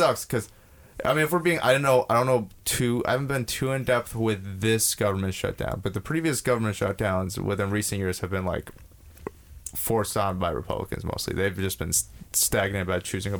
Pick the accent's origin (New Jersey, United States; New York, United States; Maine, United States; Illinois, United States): New York, United States; We're from New York.